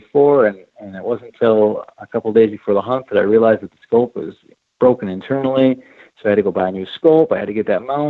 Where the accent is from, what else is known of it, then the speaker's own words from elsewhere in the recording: Midwest, United States; I grew up hunting whitetails in the Midwest